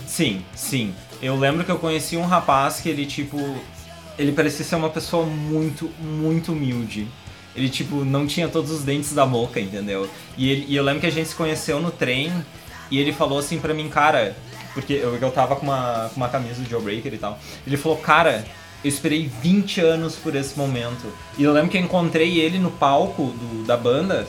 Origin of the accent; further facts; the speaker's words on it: Brazil; na verdade eu sou do Brasil.